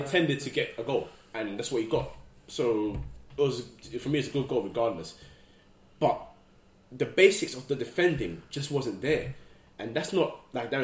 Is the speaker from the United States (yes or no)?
no; Ghana; I'm Ghanaian as well